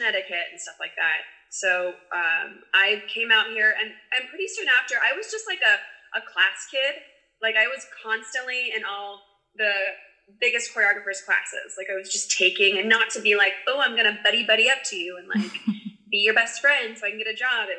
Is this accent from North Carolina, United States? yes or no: no; Arizona, United States; moved away as an adult; now in California, United States; I was born in California, but I was actually raised in Arizona